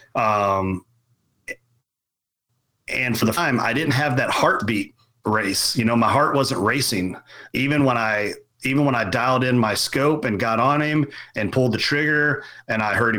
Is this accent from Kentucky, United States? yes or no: yes; Central Kentucky, United States; I grew up in Central Kentucky, very much farming